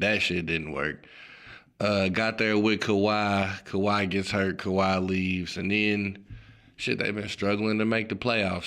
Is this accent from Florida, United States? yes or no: no; Chicago, Illinois, United States; I'm from Chicago, obviously, Chicago Bulls fan.